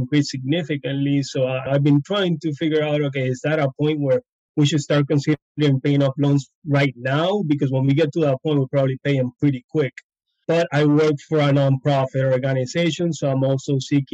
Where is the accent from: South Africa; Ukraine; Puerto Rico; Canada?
Puerto Rico; moved away as an adult; also born or lived in Alabama / Florida; We're both from Puerto Rico, but we met in vet school in Alabama. And we live like 20 minutes away in Puerto Rico